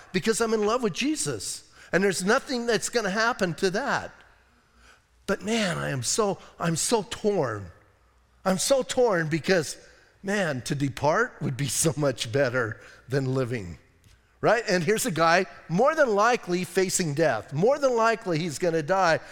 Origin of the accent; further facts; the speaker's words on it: Bisbee, Arizona, United States; I'm from Bisbee